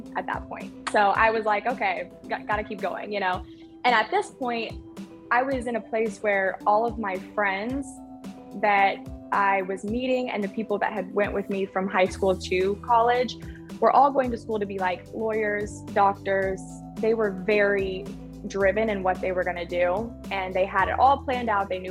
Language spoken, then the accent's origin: English; Oklahoma, United States; I grew up in Oklahoma